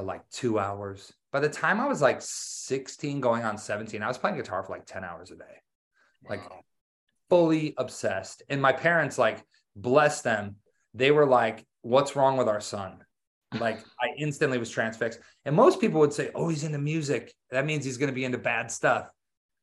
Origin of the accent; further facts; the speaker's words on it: Wisconsin, United States; I grew up in Wisconsin. So I grew up in the country